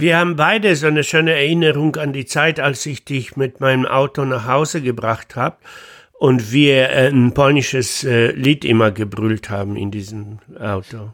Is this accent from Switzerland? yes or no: no; Poland; born or raised there; German is a second language; moved away as an adult; also born or lived in Münster